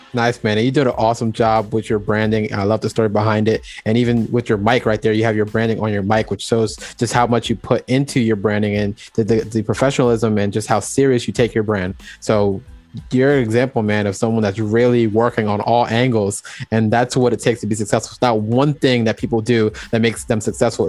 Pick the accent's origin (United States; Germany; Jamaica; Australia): Jamaica; I'm, I'm also Jamaican as well